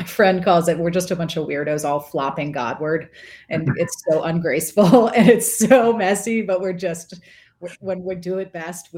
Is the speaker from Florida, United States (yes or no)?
yes; Florida, United States; moved away; also born or lived in North Carolina / Tennessee; I grew up in Florida, which is essentially a subset of New Jersey. And it's like, right. I did not get an accent till I moved to North Carolina and Tennessee.